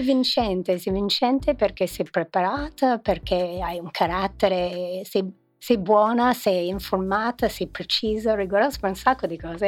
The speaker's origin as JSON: {"language": "Italian", "region": "New York", "country": "United States", "moved": "yes", "lives_now": "Milan, Italy", "said": "io sono di New York"}